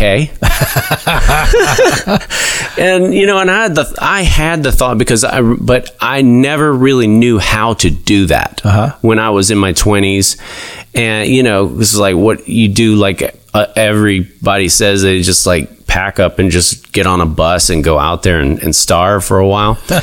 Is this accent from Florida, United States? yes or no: yes; Lakeland, Florida, United States; moved away as an adult; also born or lived in Lake Wales, Florida / Los Angeles; I was from Lakeland